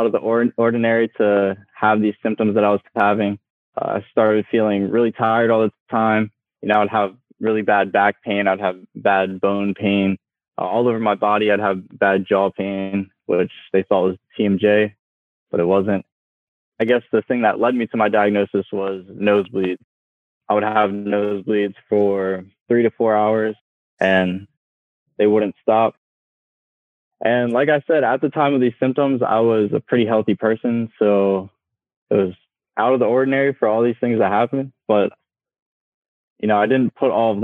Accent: York, Pennsylvania, United States; I'm from York, Pennsylvania

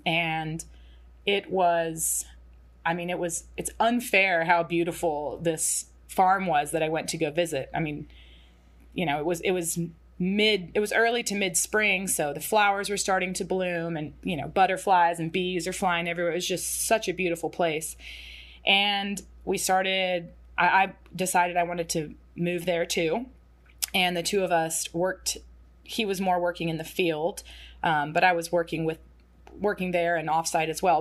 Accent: Atlanta, Georgia, United States; Zach and I grew up in and around Atlanta

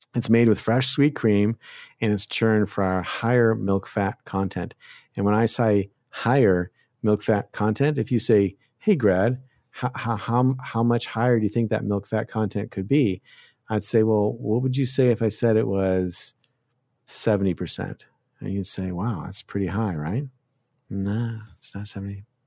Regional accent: Canada; now in United States; I'm from Canada

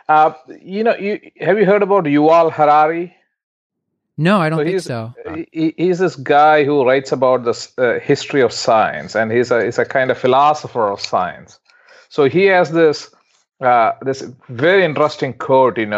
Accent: India; moved away as an adult; I was in India. I came from India, so I was making a decision whether I should come over here or not. It was a big move, right?

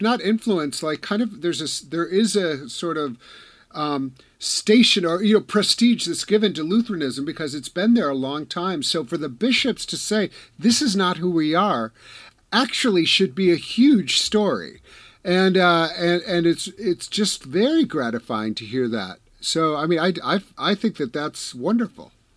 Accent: Wisconsin, United States; I'm from Wisconsin

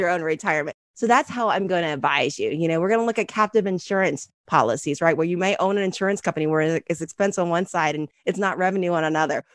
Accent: Ohio, United States; moved away as an adult; also born or lived in Chicago; I was from Ohio

